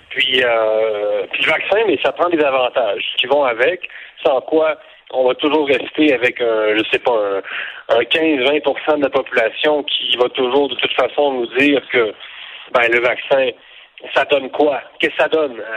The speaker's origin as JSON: {"language": "French", "country": "Canada", "said": "on est on est canadien"}